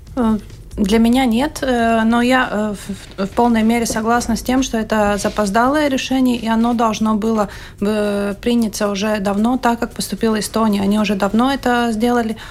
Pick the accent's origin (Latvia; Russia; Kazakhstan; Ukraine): Latvia; я из латышской семьи, у меня и, и гражданство, и национальность а латышская